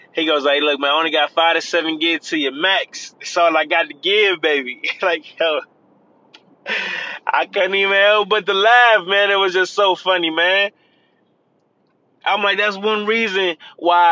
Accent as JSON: {"language": "English", "region": "Florida", "country": "United States", "said": "I'm from Florida"}